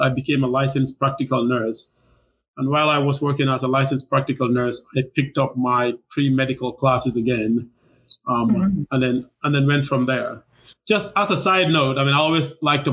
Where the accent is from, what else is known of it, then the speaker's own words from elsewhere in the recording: Gambia; moved away as an adult; also born or lived in Tacoma, Washington / Seattle, Washington / Wisconsin; now in Milwaukee, United States; I was born and raised there